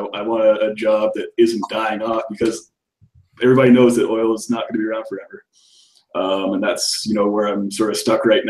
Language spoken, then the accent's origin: English; Calgary, Alberta, Canada; also born or lived in Seattle; I'm from Calgary in Canada. Spent time between there, a bit of time in Seattle.